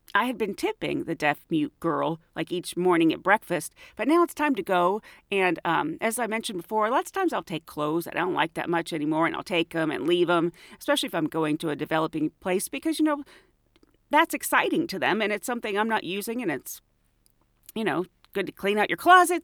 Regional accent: United States; Estados Unidos

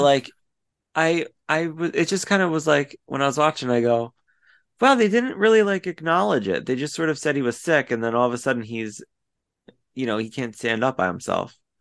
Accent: Delaware County, Pennsylvania, United States; I'm from Delaware County, and I went to the same acting and modeling schools he did

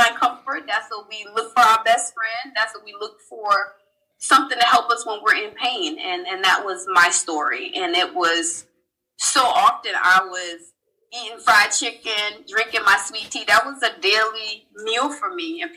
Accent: Charleston, South Carolina, United States; I'm originally from Charleston, South Carolina. I'm one of 5 kids

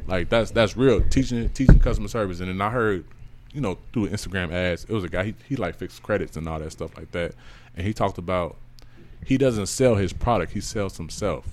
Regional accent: Chicago, Illinois, United States; I'm from Chicago

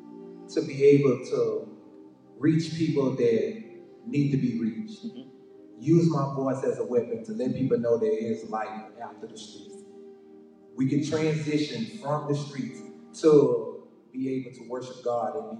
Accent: Lake Charles, Louisiana, United States; I'm from Lake Charles, Louisiana

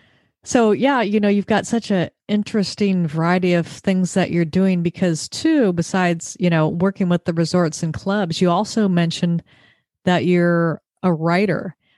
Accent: Southern California, United States; I grew up in Southern California too, so I am familiar with the area.

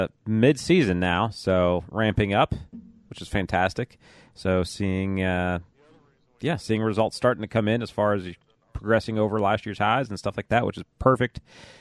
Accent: Illinois, United States; now in Lexington, United States; I grew up in Illinois

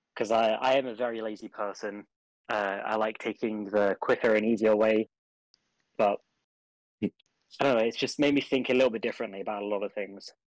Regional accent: England, United Kingdom

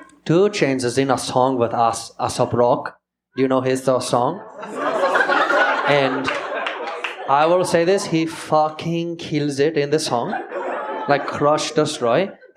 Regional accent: India; also born or lived in Seattle, United States; Growing up in India, I was adopted. I was actually born in Washington, in Seattle, Washington.

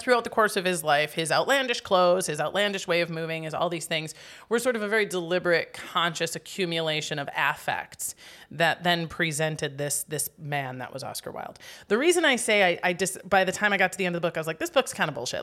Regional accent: Wisconsin, United States; accent: Wisconsin; moved away; I'm from Wisconsin

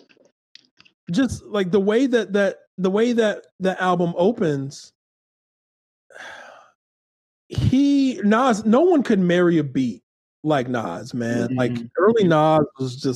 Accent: Akron, Ohio, United States; I was born in Akron, Ohio, and I lived in the city, or lived in city, or what would be called urban areas for a lot of my early life before I hit high school

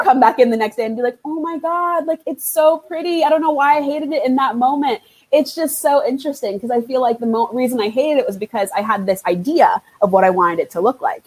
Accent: Trinidad & Tobago; now in United States; I'm from Trinidad and Tobago. That is where I was born. That's where a lot of my family is, my mother country

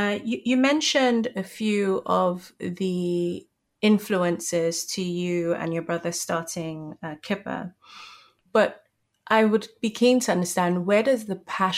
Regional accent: Nigeria; So I think, you know, being Nigerian

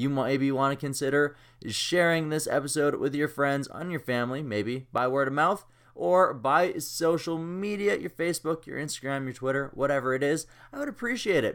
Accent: Kamloops, British Columbia, Canada; Kamloops, British Columbia, my hometown

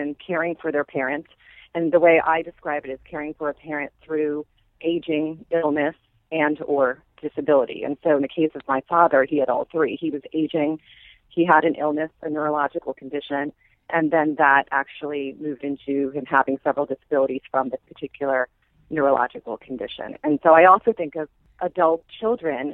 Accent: Maryland, United States; now in New York, United States; I grew up in Maryland in a community that's centered right between Washington, D.C. and Baltimore

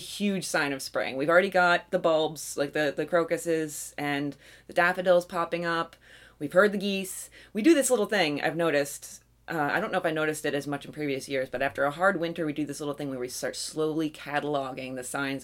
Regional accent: Pennsylvania, United States; We are from Pennsylvania

